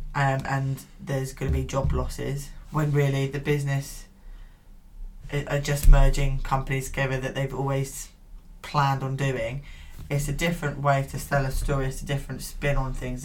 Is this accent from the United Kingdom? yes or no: yes; United Kingdom; I always feel ashamed to be British